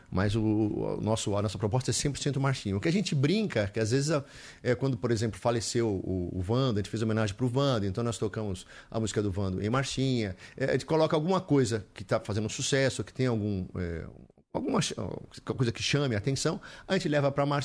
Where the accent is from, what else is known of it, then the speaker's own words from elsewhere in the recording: Olinda, Pernambuco, Brazil; E a nossa infância é em Olinda mesmo, né? Porque o vínculo com o Nordeste que eu tenho hoje já existia com meu pai, né? E a gente viveu muito ali em Olinda.